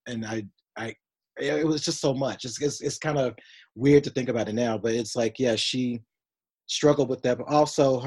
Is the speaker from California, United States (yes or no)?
no; Union City, Tennessee, United States; I grew up in Union City, Tennessee.